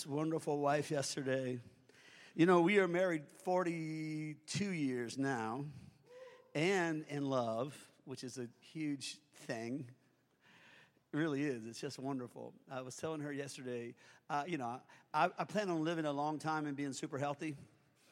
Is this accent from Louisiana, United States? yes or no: yes; Springfield, Louisiana, United States; I'm from Springfield, Louisiana